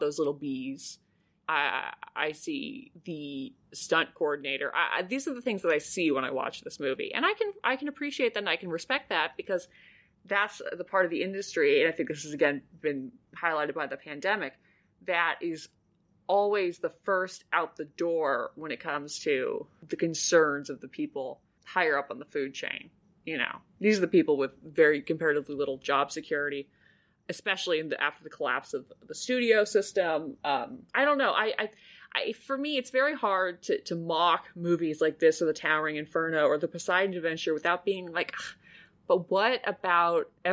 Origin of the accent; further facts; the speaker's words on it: United States; as an American